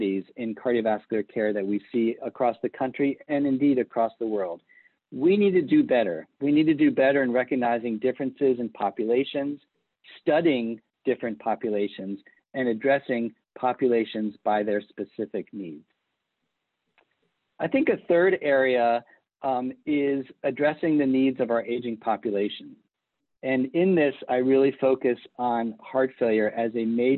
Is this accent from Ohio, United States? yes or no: no; Palm Beach, Florida, United States; moved away as an adult; also born or lived in Boston, Massachusetts / Lebanon, New Hampshire / Michigan / Atlanta, Georgia; I was actually born and raised in Palm Beach, Florida, a small town on the East Coast